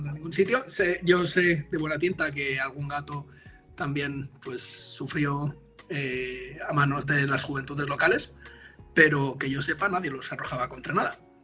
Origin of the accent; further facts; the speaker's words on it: Madrid, Community of Madrid, Spain; moved away; Yo soy del barrio del Pilar, ¿no? Del. Al norte, los que conozcáis Madrid